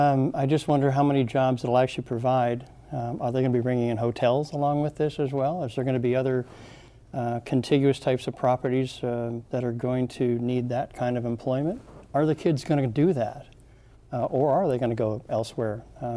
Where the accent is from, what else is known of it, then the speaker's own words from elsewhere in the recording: San Diego, California, United States; moved away as an adult; now in Thurston County, United States; Yeah, we came up here from San Diego 42 years ago because we wanted more of a rural life.